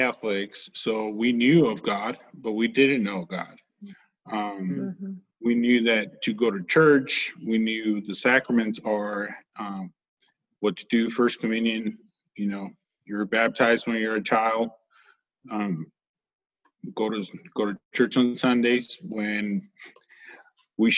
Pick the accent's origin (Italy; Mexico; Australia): Mexico; Guadalajara, Jalisco; also born or lived in California; now in Tennessee, United States; I was born and raised in Mexico.